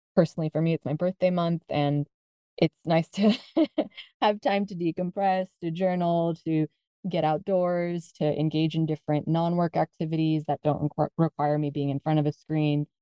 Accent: United States; moved away as an adult; now in Spain; I'm originally from the United States. My parents are originally from the Philippines

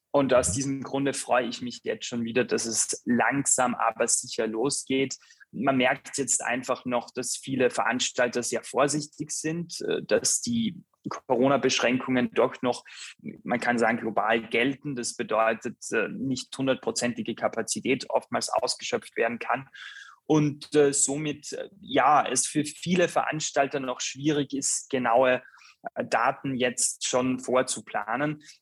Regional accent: Graz, Styria, Austria; Und jetzt bin ich sozusagen für die nächsten, ja, kann man sagen, zehn Monate hier in Graz wieder in meiner alten Heimatstadt.

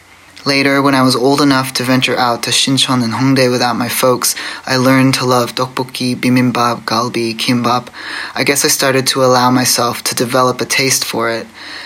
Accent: Australia; also born or lived in Masan, South Korea / Taiwan; I was born in Masan, Korea, and adopted to Australia. I spent a fair bit of my life in Taiwan and Korea growing up, and I currently live in Nam, otherwise known as Melbourne

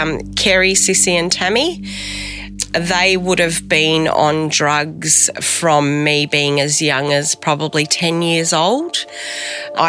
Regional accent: Melbourne, Victoria, Australia; I grew up in the Carlton Flats

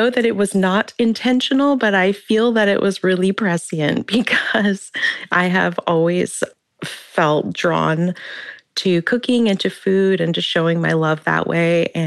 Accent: Hoopa lands along the Trinity River, Northern California, United States; I grew up on Hoopa lands along the Trinity River in Northern California, either on or very near the Hoopa Reservation.

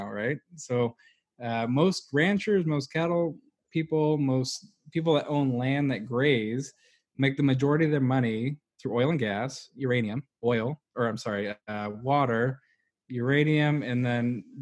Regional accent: Wyoming, United States; the ranch I grew up on was about 500,000 acres

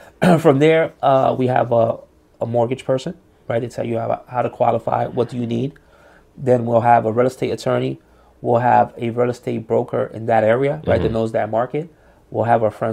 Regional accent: Paterson, New Jersey, United States; we're all from Patterson

